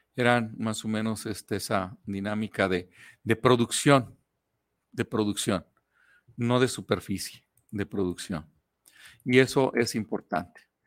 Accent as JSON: {"language": "Spanish", "country": "Mexico", "said": "nosotros como mexicanos"}